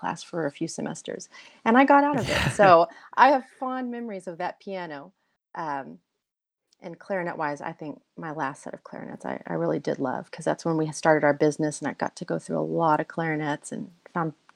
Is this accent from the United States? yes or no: yes; Midland, Texas, United States; moved away; So I'm from Midland, which is in West Texas. I grew up in a small town